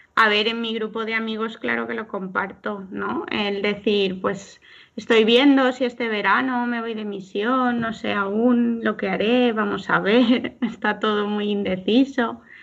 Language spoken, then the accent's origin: Spanish; Alzira, Valencian Community, Spain; soy de Alcira